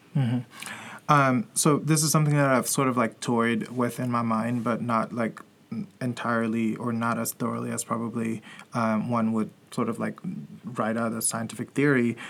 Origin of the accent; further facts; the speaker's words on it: Cameroon; I'm from Cameroon